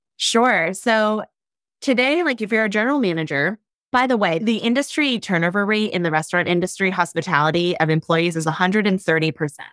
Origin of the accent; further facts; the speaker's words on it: Ohio, United States; I grew up in Ohio.